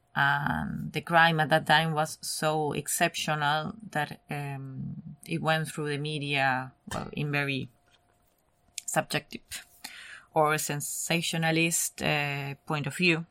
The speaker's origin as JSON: {"language": "English", "country": "Argentina", "second_language": "English", "moved": "yes", "said": "I'm Argentinian."}